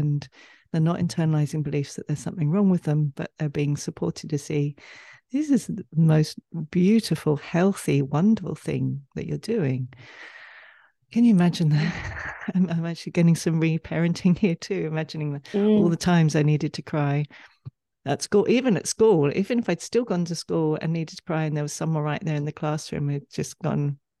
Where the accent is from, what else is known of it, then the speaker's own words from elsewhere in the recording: England, United Kingdom; we're both from England